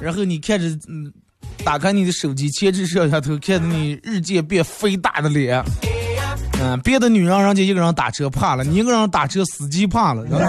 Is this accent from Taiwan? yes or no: no; China; 咱们作为一个中国人